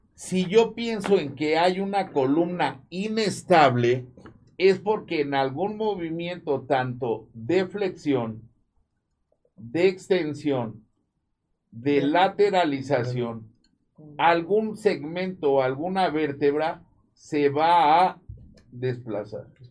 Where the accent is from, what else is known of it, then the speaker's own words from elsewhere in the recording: Mexico; somos mexicanos